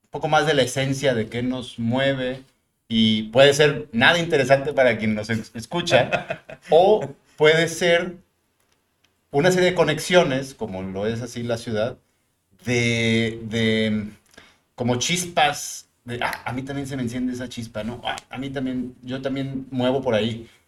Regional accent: Mexico City, Mexico; now in Monterrey, Mexico; soy migrante, es decir, yo nací en la Ciudad de México, llego a Monterrey hace 28 años, 29 años.

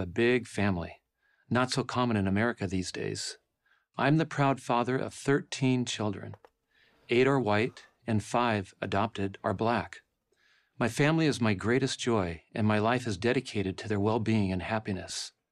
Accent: La Mesa, California, United States; my hometown of La Mesa, California

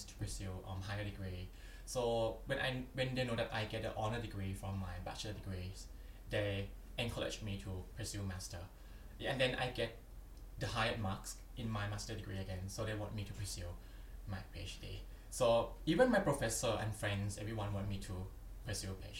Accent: Chanthaburi, Thailand; moved away as an adult; So I'm Thai, I'm from Thailand. My hometown is from, the name is Chanthaburi, within the eastern part of Thailand.

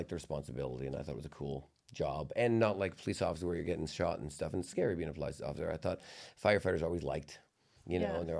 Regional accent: Vancouver, British Columbia, Canada; No, I grew up in Vancouver, so there's water around me.

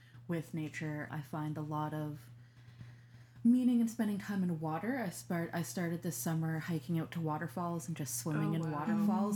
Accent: Grand Manan, New Brunswick, Canada; So I grew up in a really small rural fishing village. I grew up in Grimmanan.

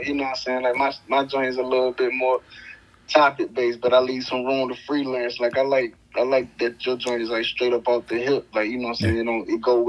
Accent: Wilson, North Carolina, United States; also born or lived in Georgia; I was raised there. I was born in Georgia. But okay. I've been in Wilson since I started grade school. So, you know what I'm saying? You might as well say, you know what I'm saying? Okay. I did K through 12 in Wilson. So, I mean, I ain't been nowhere else but there.

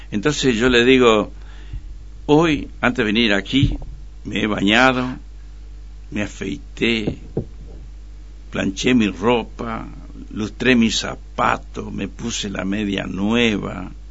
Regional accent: Pirané, Formosa, Argentina; soy de Pirané. Y mi mamá, ama de casa, y mi papá, sastre.

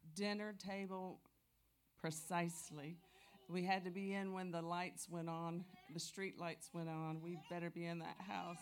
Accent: Tampa, Florida, United States; I'm from Tampa, Florida

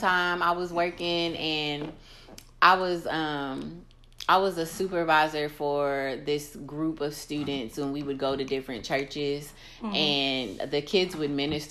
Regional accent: United States; I'm American

